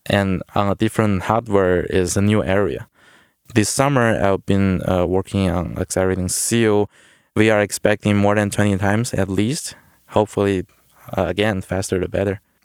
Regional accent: China; moved away as an adult; also born or lived in Worcester, Massachusetts; originally I'm from China. I did my, uh, high school and, uh, university in China

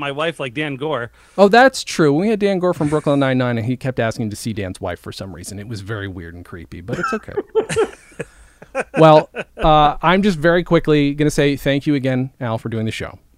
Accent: Swindon, South West England, United Kingdom; I was born in Swindon

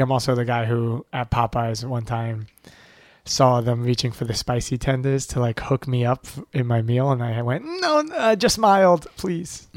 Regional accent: Levittown, New York, United States; moved away as an adult; also born or lived in Boston; I grew up in Levittown, which is, like, one of the original suburbs

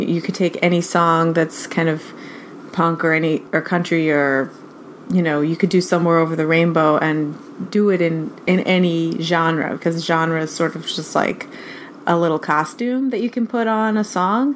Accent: New York City, New York, United States; I live in New York City, and I've been here for a while. The whole time that I've been making music, I've been in New York. My parents are also from New York

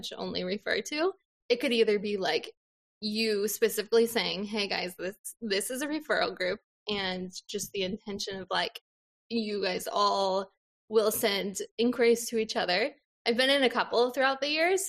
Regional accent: Des Moines, Iowa, United States; moved away as an adult; also born or lived in Minneapolis, Minnesota; now in Eastern Wisconsin, United States; I grew up in Des Moines, Iowa.

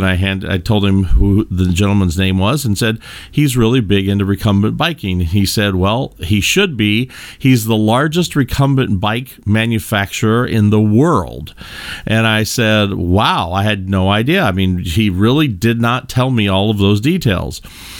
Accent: Kentucky, United States; I come from the Midwest in the United States. I come from the great bluegrass state of Kentucky.

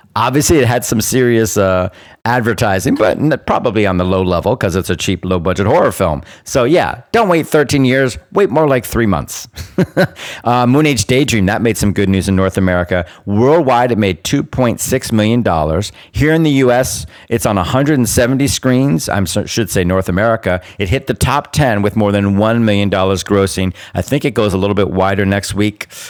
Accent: Bermuda; I am a British subject, colonial born, because I was born in Bermuda

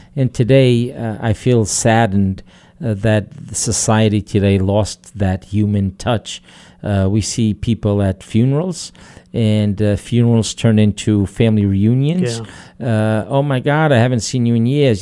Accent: Portugal; moved away; when I was growing up in Portugal

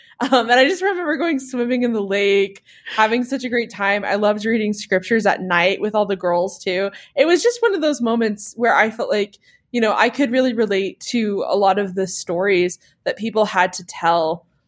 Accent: New England, United States; I grew up in New England, so I just remember going outside and seeing all the trees.

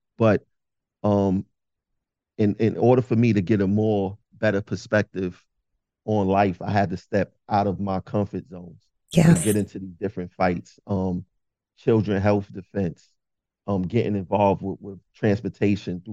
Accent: New York City, New York, United States; I'm from Bed-Stuy, Brooklyn, originally

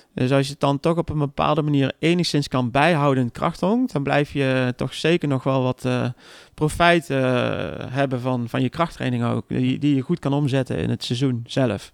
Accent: Arnhem, Gelderland, Netherlands; ik kom zelf uit Arnhem

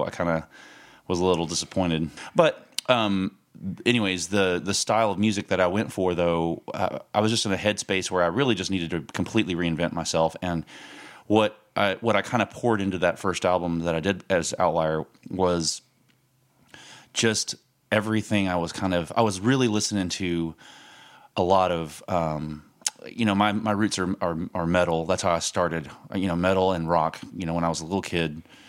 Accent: Lubbock, Texas, United States; moved away as an adult; also born or lived in Irving, Texas; I grew up in Lubbock and, lived there most of my life.

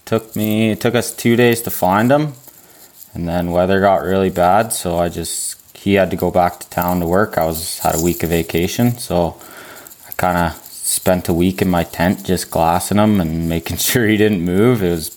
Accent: Whistler, British Columbia, Canada; also born or lived in Golden, British Columbia; I grew up in the sheep hunting mecca of BC, Whistler, British Columbia. So, yeah, just a BC resident hunter

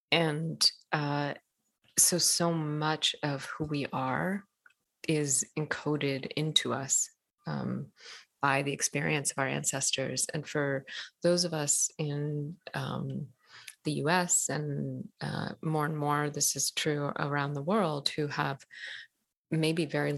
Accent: Ethiopia; born there; So, you know, where I come from, I was born in Ethiopia. I'm half Ethiopian, half Eritrean.

